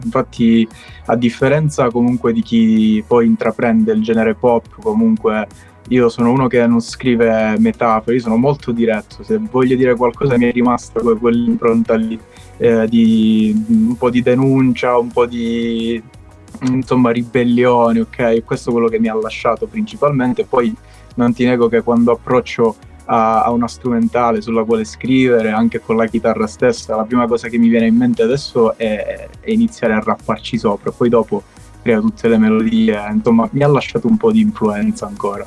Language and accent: Italian; Castrolibero, Calabria, Italy; io sono un cantautore calabrese, come dicevo eh, sono di Castro Libero, piccolo comune in provincia di Cosenza